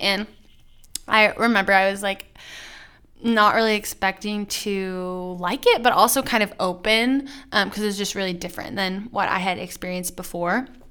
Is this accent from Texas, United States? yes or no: yes; Plano, Texas, United States; I grew up in Plano, Texas, which is just north of Dallas